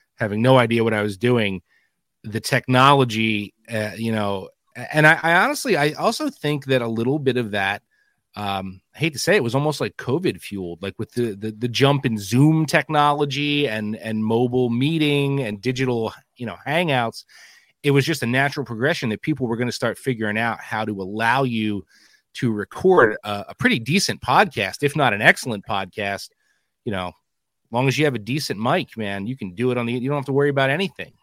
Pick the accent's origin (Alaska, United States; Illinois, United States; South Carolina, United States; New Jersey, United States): New Jersey, United States; moved away as an adult; now in Pennsylvania, United States; I grew up in New Jersey